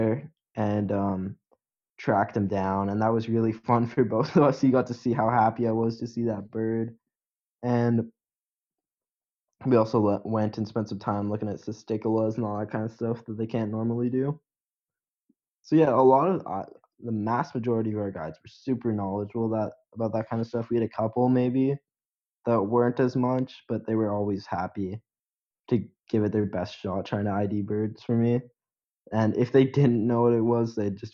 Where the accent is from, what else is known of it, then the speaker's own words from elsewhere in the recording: Canada; as a Canadian